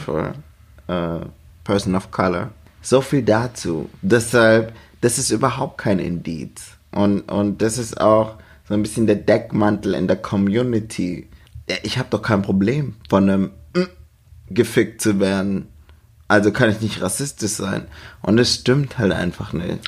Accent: Germany; bei uns in Deutschland

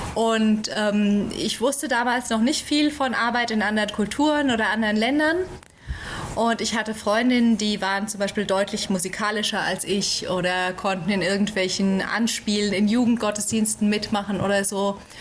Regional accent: Central Hesse, Germany; moved away as an adult; now in Chad; ich komme aus Deutschland, aus dem schönen Mittelhessen, im Dreiländereck äh, Hessen, Nordrhein-Westfalen, Rheinland-Pfalz

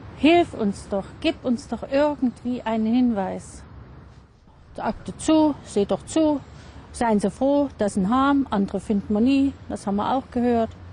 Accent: Austria; bei uns in Österreich

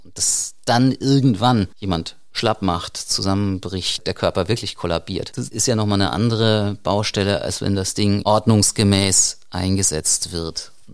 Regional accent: Rhineland-Palatinate, Germany; hier bei uns in der Pfalz

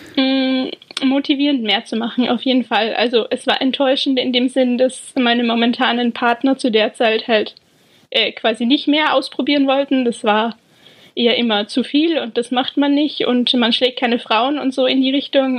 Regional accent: Austria; moved away as an adult; now in England, United Kingdom; ich bin ursprünglich aus Österreich man hört es vermutlich

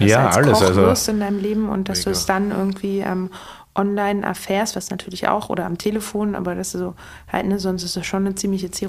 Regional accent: Berlin, Germany; meine ganz äh, persönliche äh, Meinung als äh, Berlinerin

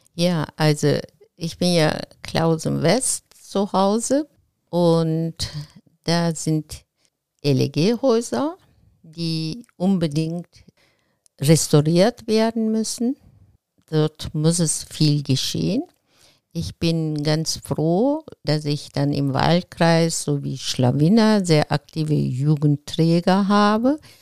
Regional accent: Izmir, Turkey; German is a second language; moved away as an adult; also born or lived in Regensburg, Germany; now in Remscheid, Germany; Ich bin in Izmir geboren

